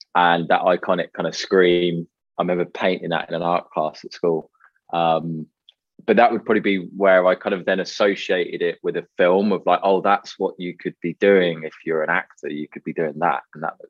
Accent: United Kingdom; I grew up just outside of London

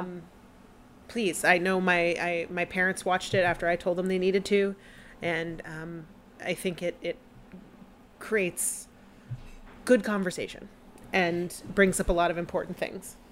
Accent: near Galveston, Texas, United States; I was born in Texas uh-huh. not far from Galveston

